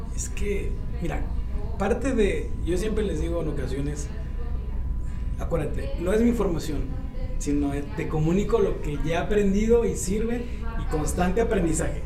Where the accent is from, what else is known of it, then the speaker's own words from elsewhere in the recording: Mexico; como mexicano